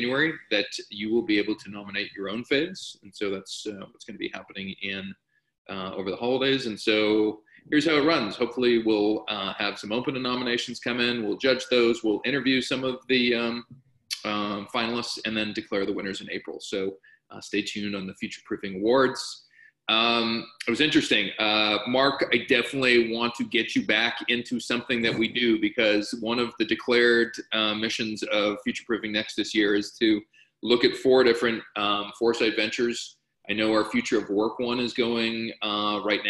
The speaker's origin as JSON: {"language": "English", "country": "Canada", "said": "I'm speaking as a Canadian"}